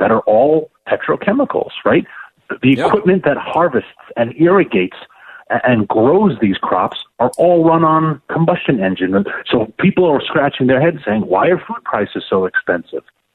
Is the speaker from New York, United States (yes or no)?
yes; New York City, New York, United States; New York City, my hometown